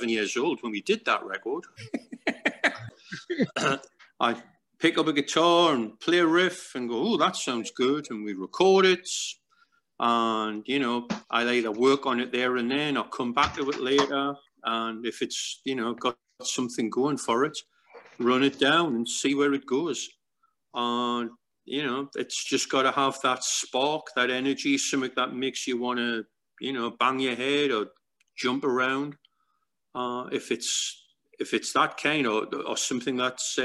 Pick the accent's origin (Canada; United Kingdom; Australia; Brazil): United Kingdom; Newcastle upon Tyne, North East England; our hometown in Newcastle, England